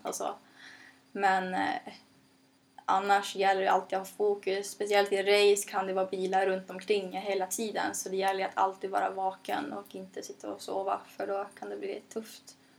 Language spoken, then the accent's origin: Swedish; Norrland, Sweden; jag kommer från Norrland